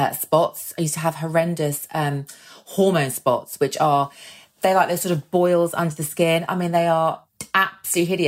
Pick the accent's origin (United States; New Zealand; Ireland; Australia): Ireland; we're Irish